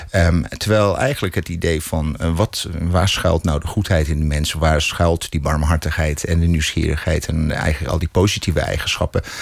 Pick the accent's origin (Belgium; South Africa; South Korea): South Africa; first language English; Dutch is a second language; now in Netherlands; Ja, Engels is mijn eerste taal, eerste taal nog steeds.